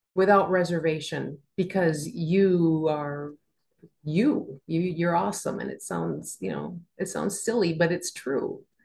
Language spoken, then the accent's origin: English; Minnesota, United States; growing up in Minnesota